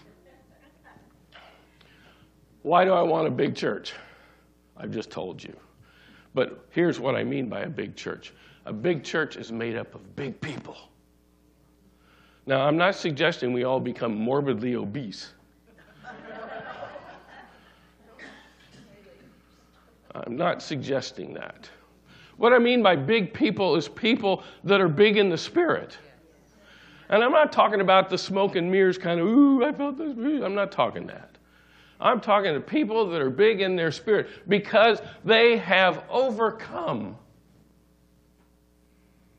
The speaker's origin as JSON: {"language": "English", "town": "Sonora", "region": "California", "country": "United States", "tie": "born or raised there", "said": "I grew up in Sonora, California."}